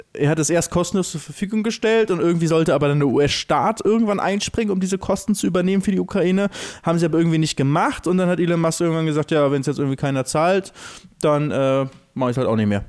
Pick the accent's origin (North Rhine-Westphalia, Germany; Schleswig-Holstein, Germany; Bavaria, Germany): Schleswig-Holstein, Germany; Lübeck; bei uns in Lübeck